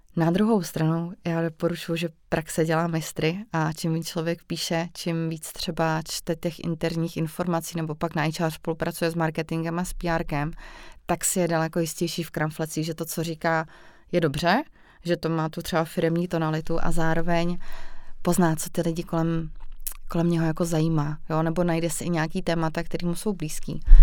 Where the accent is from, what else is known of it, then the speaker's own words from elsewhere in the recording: Vysočina Region, Czechia; já jsem třeba z Vysočny